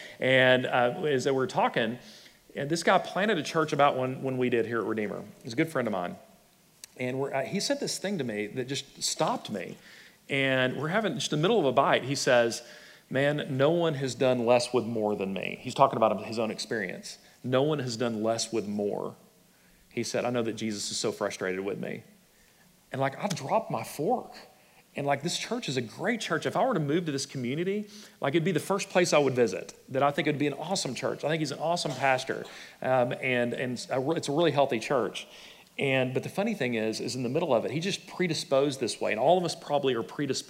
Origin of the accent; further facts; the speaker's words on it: Texas, United States; also born or lived in Plano; I grew up in West Texas or Plano or whatever, and I was raised this way